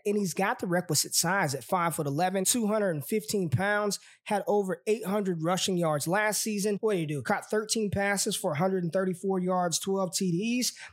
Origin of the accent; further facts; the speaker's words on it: Las Vegas, Nevada, United States; I am from Vegas